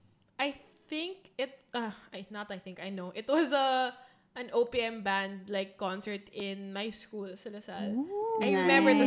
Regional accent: Lipa, Calabarzon, Philippines; moved away; When I moved to Lipa with my grandparents. Yeah, in the Philippines. I am from Lipa, Batangas.

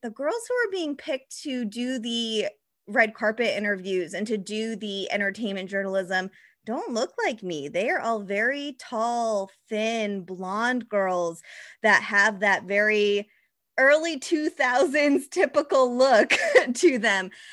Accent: Mattapoisett, Massachusetts, United States; I grew up in Massachusetts, a very small town in Massachusetts called Mattapoisett near Cape Cod

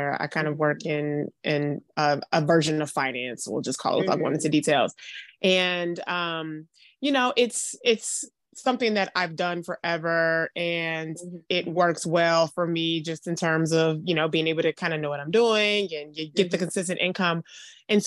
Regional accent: Detroit, Michigan, United States; now in Atlanta, United States; I'm in my hometown of Detroit, Michigan. I live in Atlanta now

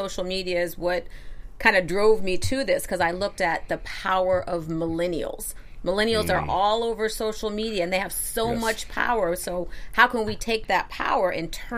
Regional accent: Westport, Connecticut, United States; also born or lived in Detroit, Michigan; I grew up primarily in Westport, Connecticut.

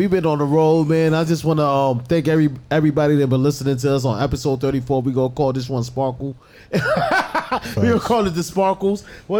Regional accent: New York, United States; Nigga, I'm from New York.

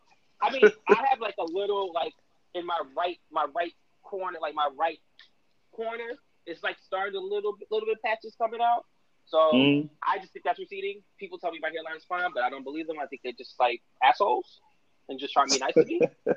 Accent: New York City, New York, United States; originally from Brooklyn, born and raised. Still here because it's the best place in the world.

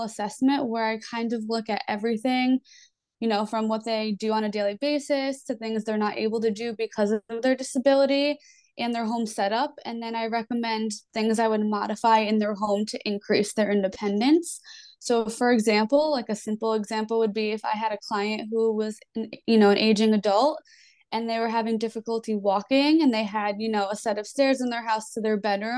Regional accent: East Coast, United States; I am from the East Coast

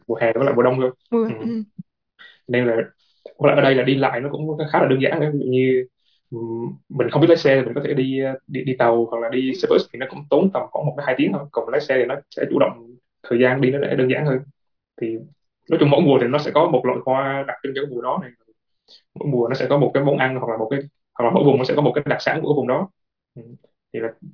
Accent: Vietnam; moved away as an adult; now in South Korea; hiện tại thì mình là người Việt Nam duy nhất

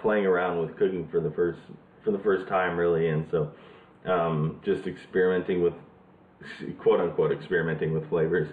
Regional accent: Arizona, United States; moved away as an adult; now in Portland, United States; I am from Arizona, grew up there, moved here about 3-4 years ago

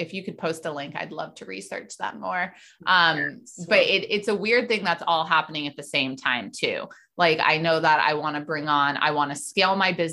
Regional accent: New York City, New York, United States; I grew up in New York City

